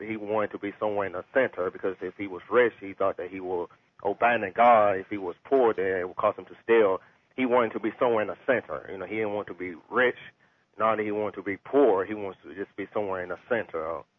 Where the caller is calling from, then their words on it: Louisville, Kentucky, United States; I'm calling from Louisville, Kentucky.